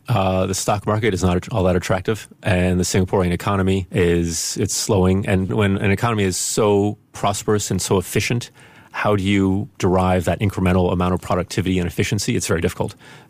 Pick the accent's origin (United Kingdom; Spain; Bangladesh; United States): Spain; And my mother is from the Netherlands and my father's American when I grew up in Spain. And everything was kind of mixed up geographically and languages.